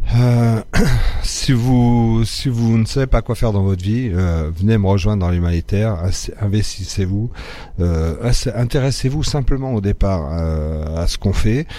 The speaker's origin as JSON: {"language": "French", "country": "France", "tie": "born or raised there", "also_born_or_lived": "Morocco"}